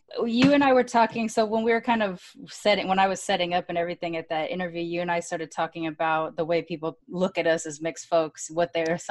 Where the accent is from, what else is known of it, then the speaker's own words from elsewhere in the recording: California, United States; I grew up here in Southern California